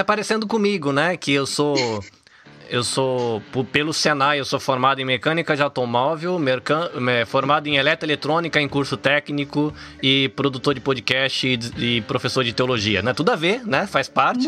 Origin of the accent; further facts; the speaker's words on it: Salvador, Bahia, Brazil; now in Japan; eu nasci em Salvador, na Bahia